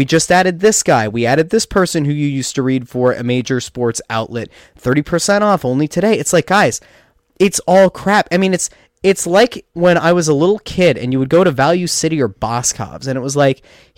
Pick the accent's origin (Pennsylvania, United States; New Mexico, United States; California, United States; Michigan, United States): Pennsylvania, United States; I loved America because I grew up in Schuylkill County that didn't exist.